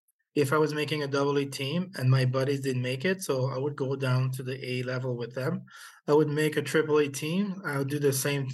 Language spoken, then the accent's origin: English; Quebec City, Quebec, Canada; also born or lived in Port-au-Prince, Haiti; I was born in Haiti, and I grew up in Quebec City.